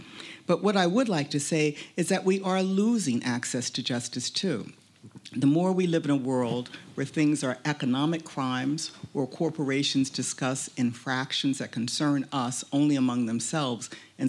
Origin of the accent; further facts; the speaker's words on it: United States; accent: American; you've heard my American accent by now. One of the tax cab drivers told me it was cute this morning. I think it depends on who you're speaking to. But I'm an African American. I'm not a recent immigrant to the United States. I'm a descendant of slaves.